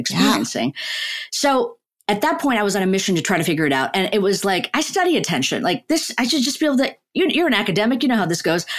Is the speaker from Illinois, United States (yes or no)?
yes; Chicago, Illinois, United States; also born or lived in Ahmedabad, India; So we moved to Chicago, the suburbs of Chicago. I grew up in Chicago